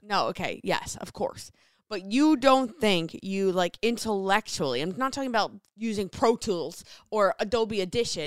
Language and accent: English; New Jersey, United States; moved away as an adult; now in Seattle, United States; I grew up in Jersey